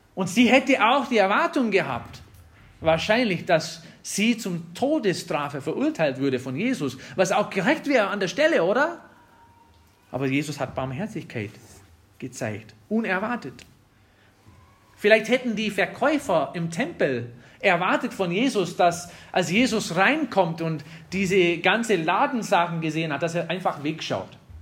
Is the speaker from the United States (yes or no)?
yes; Wisconsin, United States; German is a second language; moved away; Ich komme aus Wisconsin